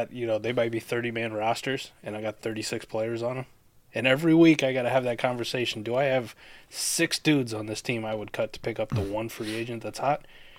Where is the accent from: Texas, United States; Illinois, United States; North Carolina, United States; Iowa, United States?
Iowa, United States; So in the 90s, right, I grew up in Iowa. So everybody here was dick riding the Chicago Bulls, right?